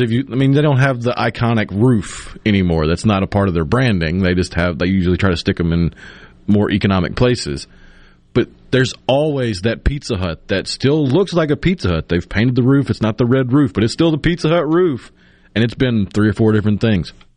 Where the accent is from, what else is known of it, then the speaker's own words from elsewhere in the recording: Tupelo, Mississippi, United States; moved away; also born or lived in Clinton, Mississippi; In my hometown of my childhood in Tupelo